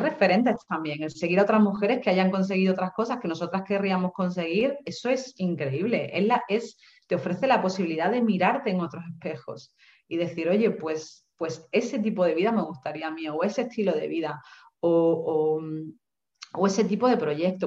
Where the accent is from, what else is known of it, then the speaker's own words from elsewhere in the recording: Seville, Andalusia, Spain; moved away as an adult; also born or lived in England; now in Málaga, Spain; yo soy de Sevilla y me vengo a Málaga, que es una ciudad nueva para mí